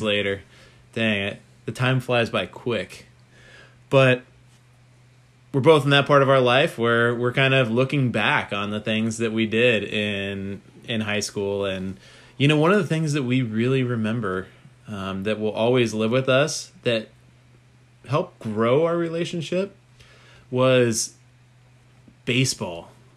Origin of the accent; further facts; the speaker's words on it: Poway, California, United States; I grew up in Poway, California